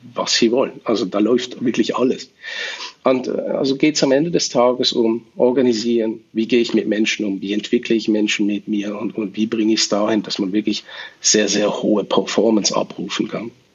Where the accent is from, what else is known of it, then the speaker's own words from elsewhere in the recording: Switzerland; bei uns in der Schweiz, weil wir doch einen Tacken kleiner sind